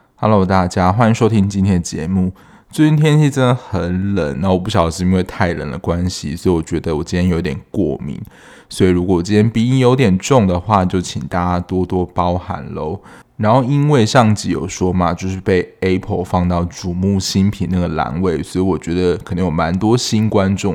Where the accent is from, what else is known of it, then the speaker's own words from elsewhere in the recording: southern Taiwan, Taiwan; 跟我一样是南部人